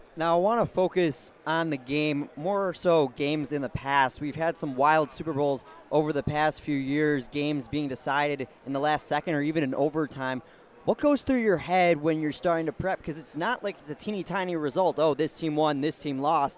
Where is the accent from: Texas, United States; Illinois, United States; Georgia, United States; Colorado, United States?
Illinois, United States; Chicago; speaking as a Chicagoan